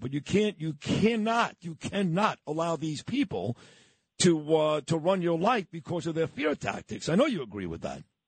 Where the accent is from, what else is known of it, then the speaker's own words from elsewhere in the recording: New York City, New York, United States; the neighborhood I grew up in in Brooklyn, New York.